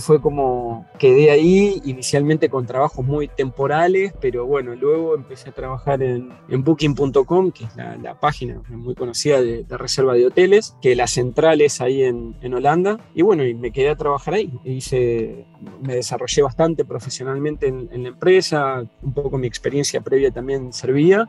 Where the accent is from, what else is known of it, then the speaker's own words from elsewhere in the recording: San Nicolás de los Arroyos, Buenos Aires Province, Argentina; moved away as an adult; also born or lived in Germany; now in Austria; soy de San Nicolás